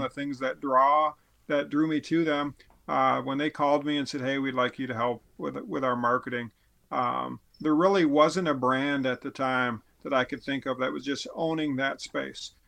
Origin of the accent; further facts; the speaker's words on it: Midwest, United States; a Midwesterner or whatever, a guy who doesn't live with elk